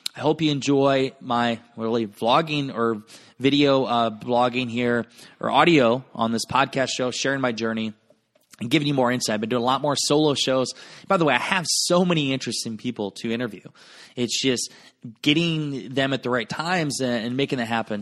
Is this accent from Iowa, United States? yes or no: yes; Garnavillo, Iowa, United States; my hometown of Garnavillo, Iowa